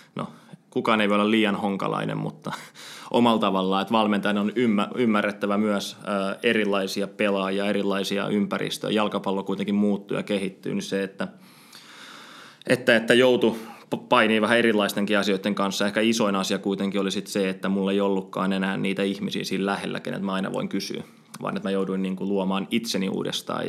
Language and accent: Finnish; Espoo, Uusimaa, Finland; mä oon espoolainen, espoolainen tota, jalkapallon parissa kasvanut mm, ihminen ja Epsissä aloittanut jalkapallo